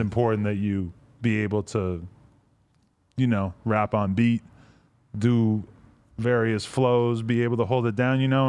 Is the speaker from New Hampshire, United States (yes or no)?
yes; New Hampshire, United States; I grew up, up in New Hampshire